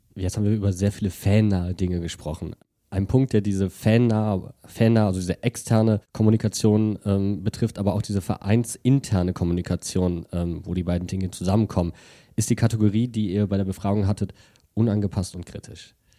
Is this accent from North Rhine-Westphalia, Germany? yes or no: yes; Wuppertal, North Rhine-Westphalia, Germany; als gebürtiger Wuppertaler